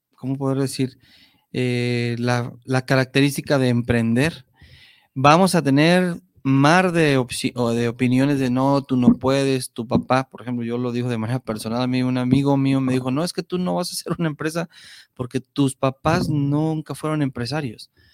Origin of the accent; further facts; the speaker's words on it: Mexico; como mexicanos